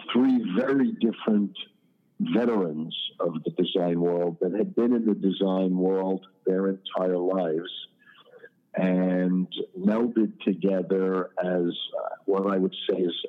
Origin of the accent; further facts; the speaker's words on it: New York City, New York, United States; moved away as an adult; now in South Florida, United States; I was born and raised in Queens, in Forest Hills